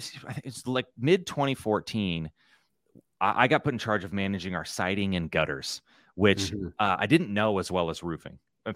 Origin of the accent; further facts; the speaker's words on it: Nebraska, United States; No, I come from Nebraska. You know, it's in the middle.